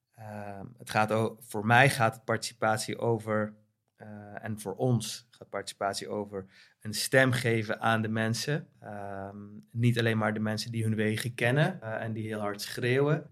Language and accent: Dutch; Veghel, North Brabant, Netherlands; moved away as an adult; also born or lived in The Hague / Oss / Tilburg / Eindhoven; now in Amsterdam, Netherlands; waar ik ben opgegroeid en geboren. In Brabant, eh, in Veghel